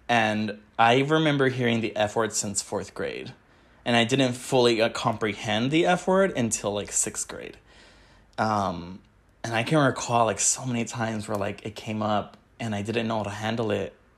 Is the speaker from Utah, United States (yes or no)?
no; Wilmington, California, United States; I grew up in Wilmington, California